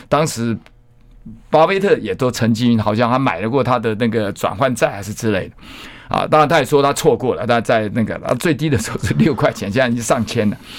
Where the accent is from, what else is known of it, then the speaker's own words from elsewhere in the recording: Taitung, Taitung County, Taiwan; moved away; 我在台东嘛，我故乡在台东，不是台中，台东